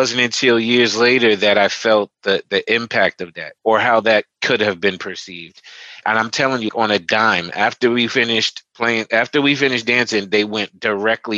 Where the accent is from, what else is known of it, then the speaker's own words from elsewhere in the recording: Teaneck, New Jersey, United States; I grew up in Teaneck, New Jersey, at the time a very predominantly white Jewish town